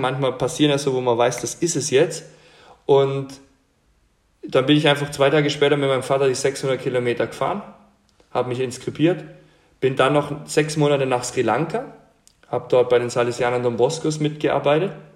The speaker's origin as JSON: {"language": "German", "area": "Franconia", "region": "Bavaria", "country": "Germany", "tie": "born or raised there", "said": "ich bin, bin ähm, in Franken aufgewachsen, also Bamberg, Bayreuth, diese Gegend"}